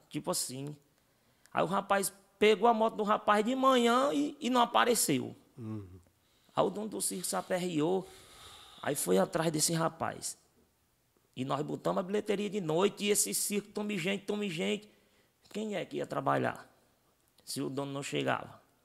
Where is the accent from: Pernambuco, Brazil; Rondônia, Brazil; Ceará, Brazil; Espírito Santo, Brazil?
Ceará, Brazil; Russas; a gente vem da cidade de Russas